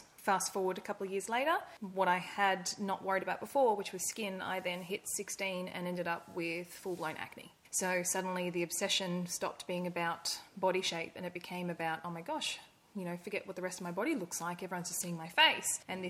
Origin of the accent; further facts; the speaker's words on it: Brisbane, Queensland, Australia; also born or lived in Indonesia; now in Gold Coast, Australia; So I am originally from Brisbane, but in the late 90s, my family moved overseas and I spent my adolescence living in Indonesia